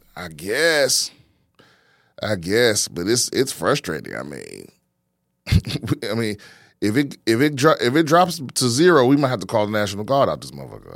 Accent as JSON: {"language": "English", "region": "East Coast", "country": "United States", "tie": "born or raised there", "moved": "yes", "lives_now": "Texas, United States", "said": "my whole life growing up on the East Coast"}